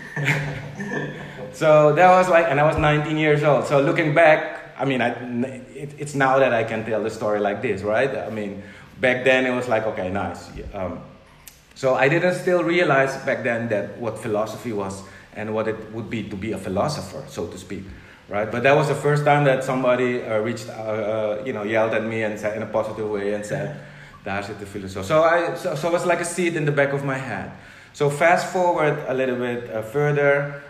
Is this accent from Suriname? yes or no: yes; Suriname; first language Dutch; English is a second language; moved away as an adult; also born or lived in Netherlands; now in Curaçao; I grew up in Suriname, which is uh, it's in South America